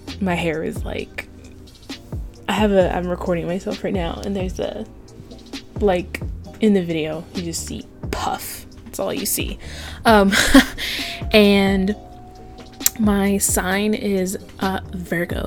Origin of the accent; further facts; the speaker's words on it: Avon Park, Florida, United States; also born or lived in Kissimmee, Florida; I was born in Kissimmee, Florida, and I was raised in a little town called Avon Park, Florida